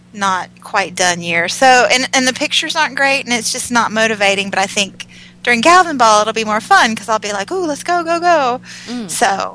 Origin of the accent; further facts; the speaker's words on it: Florida, United States; moved away; because I'm from Florida originally.